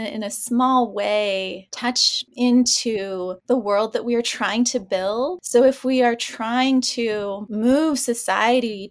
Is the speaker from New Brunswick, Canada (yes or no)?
no; Ontario, Canada; now in Vancouver, Canada; This has been home for the last 18 years, but I grew up in Ontario.